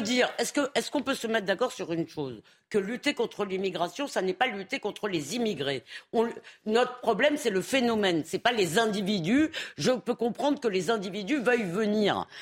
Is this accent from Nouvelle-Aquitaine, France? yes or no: no; Épinay-sur-Seine, Île-de-France, France; Quand j'étais jeune à Épinay-sur-Seine